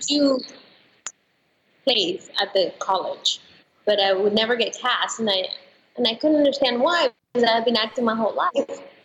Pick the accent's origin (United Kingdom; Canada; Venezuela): Venezuela; also born or lived in Colorado, United States; now in United States; I'm from Venezuela, so that's where I started acting when I was really, really young.